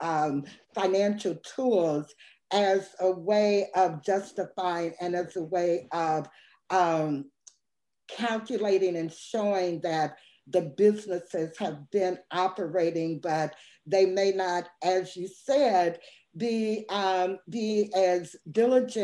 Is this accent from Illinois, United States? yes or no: yes; Peoria, Illinois, United States; now in Jackson, United States; home for me is Peoria, Illinois